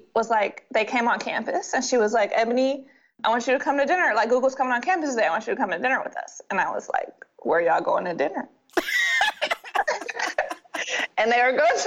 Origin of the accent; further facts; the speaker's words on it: Detroit, Michigan, United States; I'm from Detroit